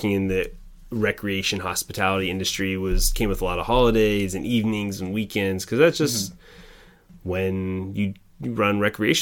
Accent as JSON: {"language": "English", "region": "Oregon", "country": "United States", "tie": "born or raised there", "also_born_or_lived": "Wisconsin", "said": "I grew up in Oregon, and through my high school years"}